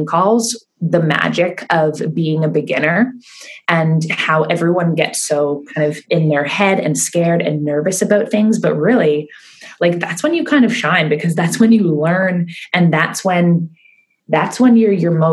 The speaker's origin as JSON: {"language": "English", "town": "Keswick", "region": "Ontario", "country": "Canada", "tie": "born or raised there", "said": "I started running classes in Keswick because I felt more comfortable. That was my hometown."}